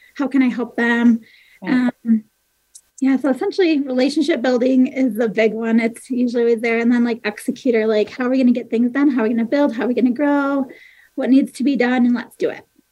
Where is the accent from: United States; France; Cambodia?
United States; Michigan; moved away as an adult; also born or lived in Nebraska / Iowa; now in Ogden, United States; We, we, grew up in Michigan.